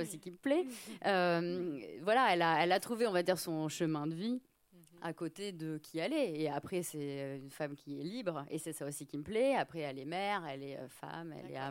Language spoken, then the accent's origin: French; France; now in Paris, France; je suis française, mais je suis pas parisienne.